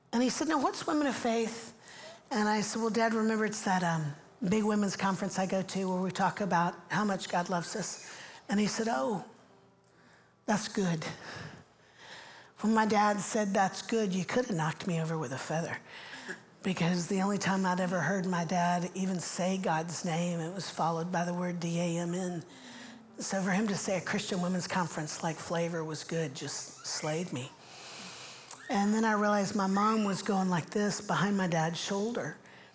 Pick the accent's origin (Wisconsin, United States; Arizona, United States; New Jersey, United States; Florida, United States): Florida, United States; Central; moved away as an adult; also born or lived in Orlando; now in Nashville, United States; I grew up in Central Florida